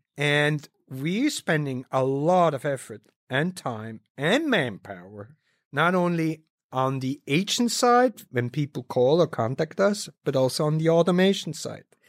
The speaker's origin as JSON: {"language": "English", "country": "Switzerland", "tie": "born or raised there", "said": "having been born and raised in Switzerland"}